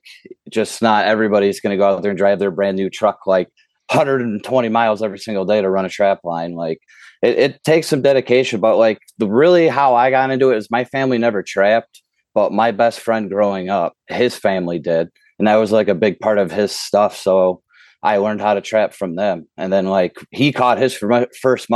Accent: the Thumb, Michigan, United States; I grew up in the Thumb

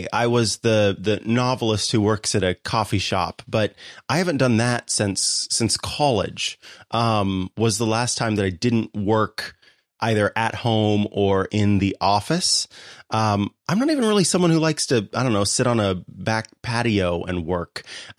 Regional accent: Missouri, United States; now in California, United States; I'm a Missourian originally.

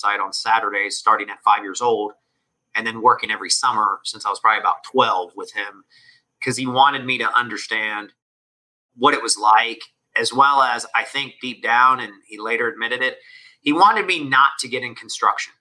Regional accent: Atlanta, Georgia, United States; first language Spanish; English is a second language; I was born in Atlanta, in the city.

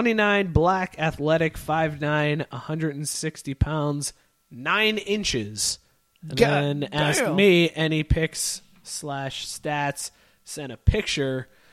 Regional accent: Youngstown, Ohio, United States; I grew up in Youngstown where we had Handles.

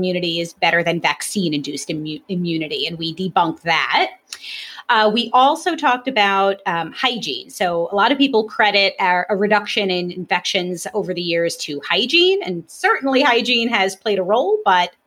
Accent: New York City, New York, United States; I grew up in Brooklyn

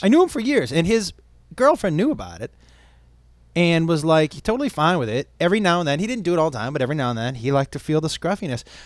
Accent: Amherst, Massachusetts, United States; We grew up in Amherst, Mass

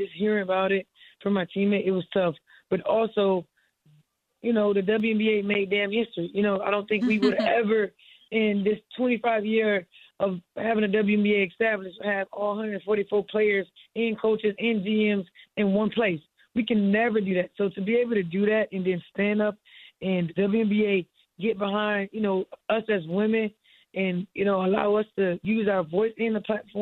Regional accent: Miami, Florida, United States; I'm from Miami

